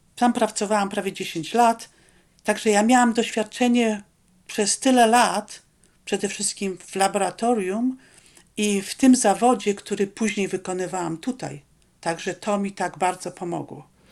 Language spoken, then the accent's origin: Polish; Poland; accent: Polish; moved away as an adult; also born or lived in Rome, Italy; now in Alaska, United States